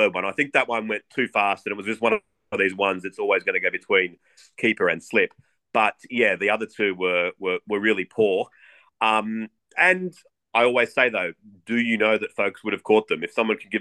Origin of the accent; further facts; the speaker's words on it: Australia; as an Australian